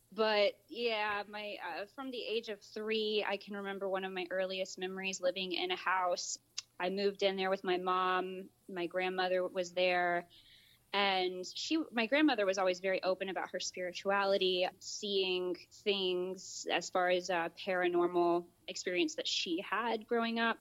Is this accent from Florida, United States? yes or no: yes; Polk County, Central Florida, United States; I was born and raised in Central Florida, Polk County